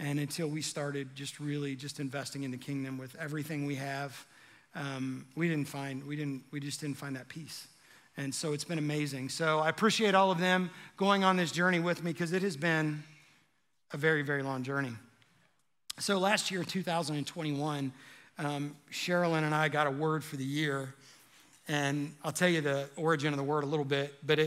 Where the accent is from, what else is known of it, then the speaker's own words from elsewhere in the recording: Cincinnati, Ohio, United States; moved away; I'm from Cincinnati originally